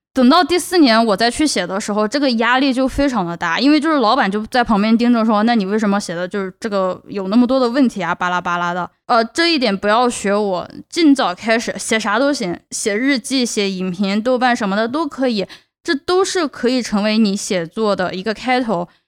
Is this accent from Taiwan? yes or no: no; China; accent: Chinese accent; first language Chinese; moved away as an adult; now in United States; 我是从中国来的，我有中， 我有中国口音，我有中国口音，我有中国口音